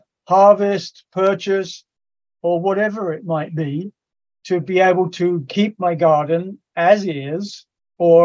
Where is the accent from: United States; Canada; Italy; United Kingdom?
United Kingdom; England; moved away; I grew up in England